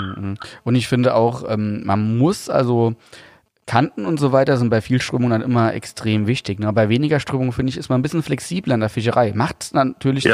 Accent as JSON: {"language": "German", "region": "Saarland", "country": "Germany", "said": "ich bin ja Saarländer, aber musste immer pendeln nach Hessen zur Berufsschule"}